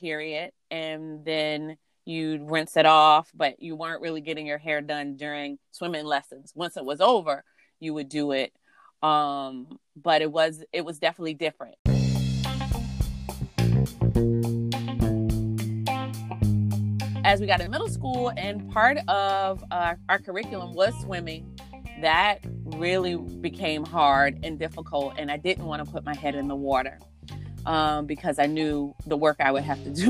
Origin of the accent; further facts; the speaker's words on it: South Carolina, United States; now in Washington, D.C., United States; growing up in the South, my mother and grandmother wanted to make sure we didn't look too grown